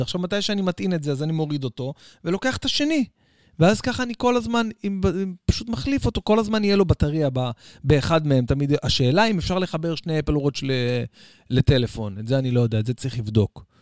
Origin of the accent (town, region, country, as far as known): Israel